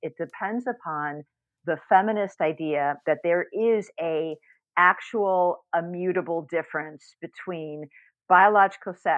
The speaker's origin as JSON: {"language": "English", "town": "Chicago", "region": "Illinois", "country": "United States", "tie": "born or raised there", "said": "I was raised in Chicago"}